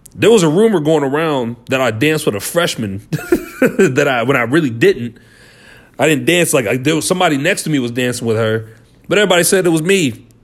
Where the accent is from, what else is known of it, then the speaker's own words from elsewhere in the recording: Liberty, Missouri, United States; we're from Liberty